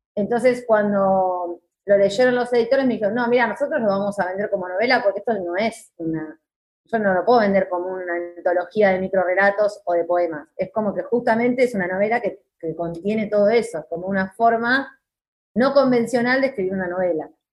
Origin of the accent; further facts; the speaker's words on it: Moreno, Buenos Aires Province, Argentina; toda mi vida viví en Moreno